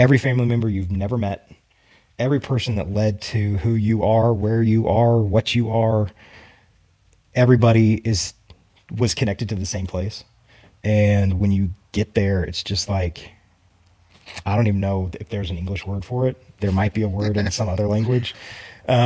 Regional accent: Grapevine, Texas, United States; also born or lived in Comfort, Texas / Dallas, Texas; now in Kerrville, United States; I grew up in Grapevine

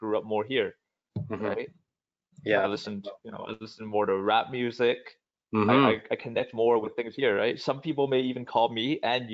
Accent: Vancouver, British Columbia, Canada; also born or lived in Hong Kong; I grew up, I was born in Hong Kong and then I grew up here, like I said, in Vancouver, spent my life here

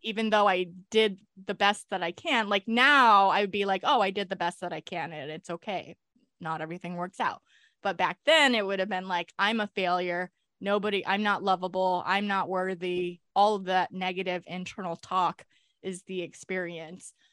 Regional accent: California, United States; I was born in California

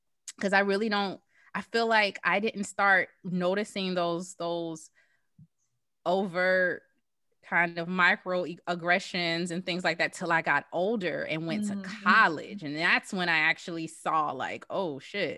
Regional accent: the South, United States; I, like you, I grew up in the South.

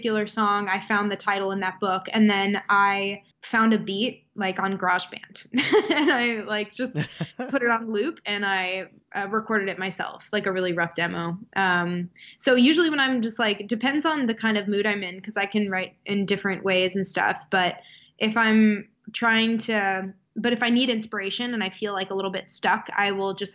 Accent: Wisconsin, United States; moved away; I'm from Wisconsin.

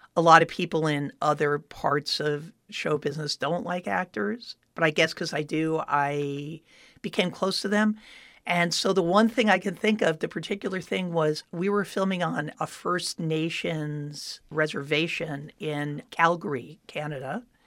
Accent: Miami Beach, Florida, United States; moved away as an adult; now in Los Angeles, United States; I grew up in Miami Beach, Florida, where at that time there was very little show business

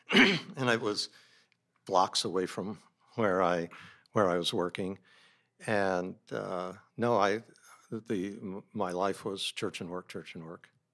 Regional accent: San Diego, California, United States; also born or lived in Oakland / Bozeman / Montana; I grew up mostly in San Diego

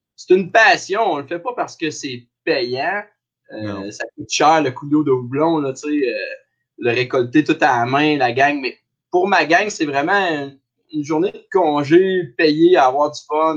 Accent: Abitibi, northern Quebec, Canada; moved away as an adult; also born or lived in Sherbrooke; je viens de Belle sur Kélyon, qui est dans le nord du Québec, mais on dit tout le temps qu'on vient de l'Abitibi parce que c'est collé.

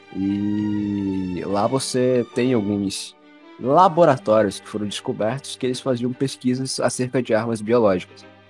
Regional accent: Brazil; a gente é brasileiro

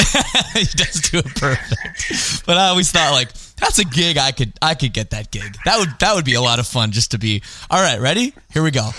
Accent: Canada; I'm from Canada

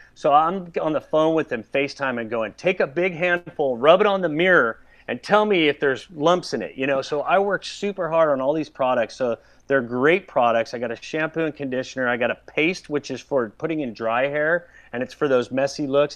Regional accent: Southern California, United States; I grew up surfing. You know, I grew up in Southern California

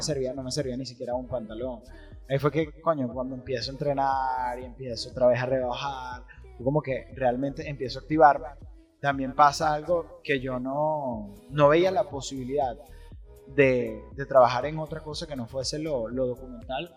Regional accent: Maracay, Aragua, Venezuela; also born or lived in Caracas; yo crecí aquí en Maracay, yo estaba viviendo en Caracas, luego me tuve que venir de Caracas

